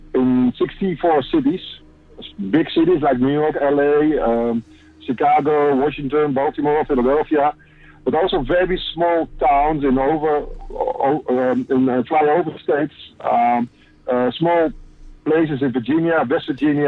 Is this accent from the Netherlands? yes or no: yes; Netherlands; I'm from the Netherlands